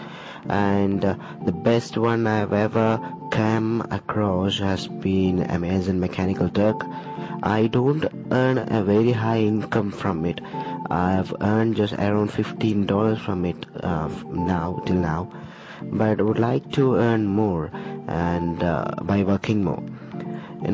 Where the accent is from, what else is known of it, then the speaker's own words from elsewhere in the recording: India; I'm from India